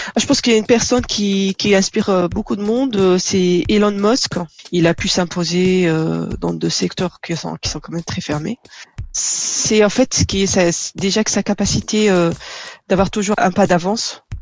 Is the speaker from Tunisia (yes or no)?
yes; Tunisia; moved away as an adult; also born or lived in Dunkerque, France / Nanterre, France; now in France; Donc je suis née et j'ai grandi en Tunisie. Je suis arrivée en France à l'âge de 23 ans